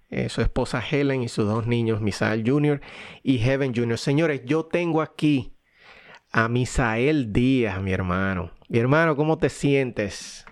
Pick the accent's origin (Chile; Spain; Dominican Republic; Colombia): Dominican Republic; now in United States; los dos somos dominicanos y, vinimos de Dominicana y vivimos actualmente en Estados Unidos